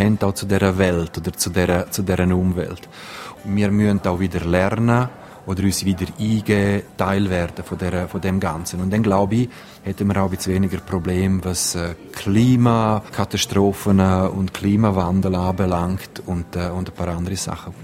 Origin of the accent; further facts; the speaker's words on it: Graubünden, Switzerland; bei uns in Graubünden, in, in den Alpen